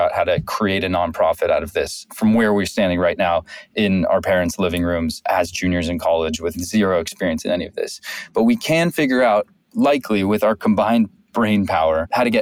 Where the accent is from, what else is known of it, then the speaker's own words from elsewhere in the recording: Santa Monica, California, United States; I grew up in Santa Monica.